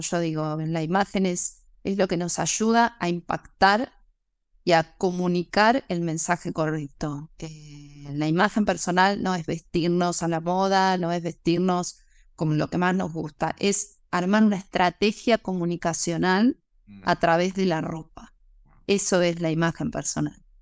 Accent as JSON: {"language": "Spanish", "country": "Argentina", "also_born_or_lived": "Mexico", "said": "luego me volví a Argentina"}